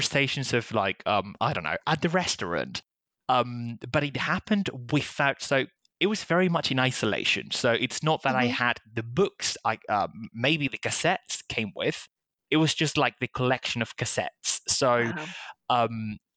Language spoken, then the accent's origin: English; Castilla-La Mancha, Spain; first language Spanish; English is a second language; moved away; I am originally from Spain. So I was growing up as a monolingual kid